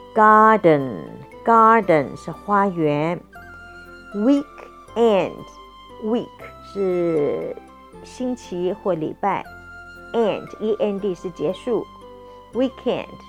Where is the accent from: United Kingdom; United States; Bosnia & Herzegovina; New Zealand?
New Zealand; I'm from New Zealand, so I like to say the word as plant